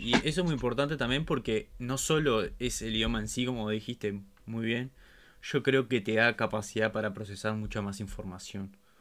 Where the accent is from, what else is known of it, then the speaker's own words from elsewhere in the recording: Uruguay; somos uruguayos